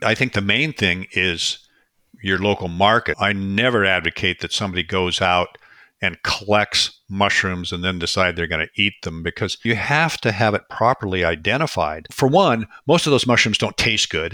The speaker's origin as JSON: {"language": "English", "region": "Washington", "country": "United States", "tie": "born or raised there", "moved": "yes", "lives_now": "British Columbia, Canada", "said": "I grew up in Washington State. So I grew up in this ecosystem out here"}